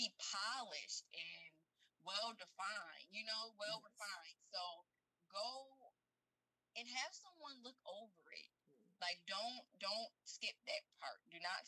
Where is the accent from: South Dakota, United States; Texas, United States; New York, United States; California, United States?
New York, United States; Rochester; in Rochester, New York, which is my hometown, born and raised